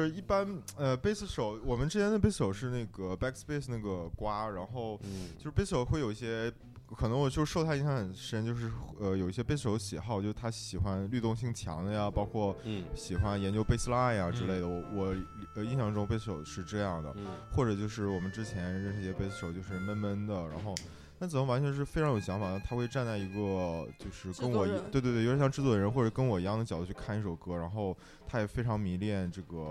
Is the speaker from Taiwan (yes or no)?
no; Dalian, Liaoning, China; now in Beijing, China; 我是大连人。